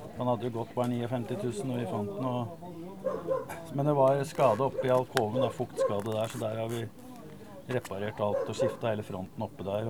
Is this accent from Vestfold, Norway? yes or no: no; Eidsvoll, Akershus, Norway